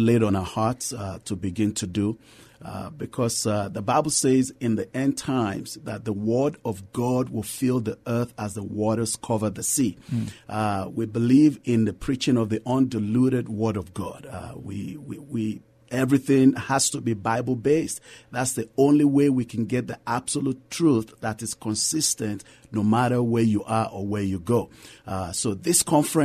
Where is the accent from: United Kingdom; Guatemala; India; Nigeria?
Nigeria; moved away as an adult; now in San Antonio, United States; I'm originally from Nigeria